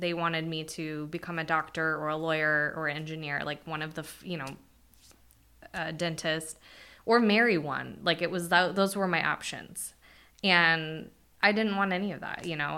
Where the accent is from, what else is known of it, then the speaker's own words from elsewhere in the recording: Bakersfield, California, United States; I was born in Bakersfield